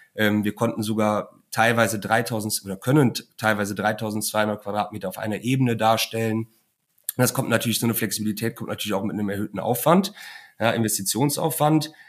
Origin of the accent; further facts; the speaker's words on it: Cologne, North Rhine-Westphalia, Germany; ich bin ja gebürtiger Kölner